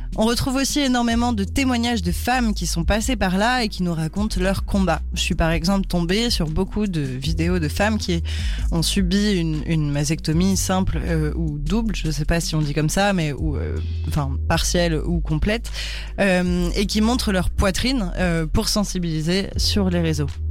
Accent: France; on est française, du coup, chez nous, on dit pas ça.

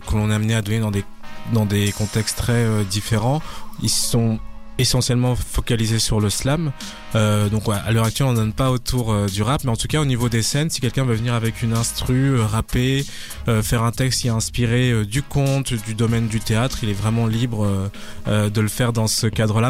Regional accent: France; moved away as an adult; now in Brussels, Belgium; je suis français, installé à Bruxelles depuis 4 ans

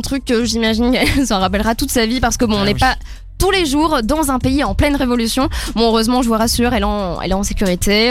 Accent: Belgium; en tant que Belge

